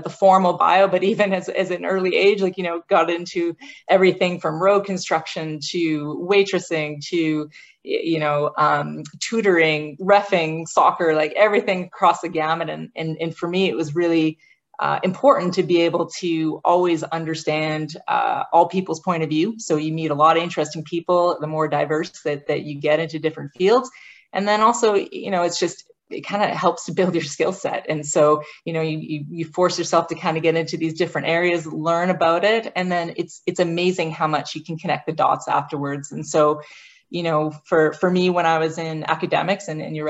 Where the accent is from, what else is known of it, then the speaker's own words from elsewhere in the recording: Western Canada, Alberta, Canada; moved away; I grew up in Western Canada. So it was actually back in Alberta